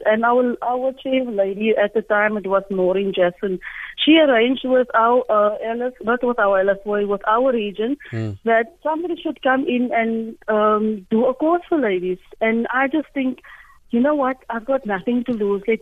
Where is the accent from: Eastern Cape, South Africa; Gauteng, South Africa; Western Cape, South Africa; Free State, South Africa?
Eastern Cape, South Africa; Port Elizabeth; I am from Shorterville.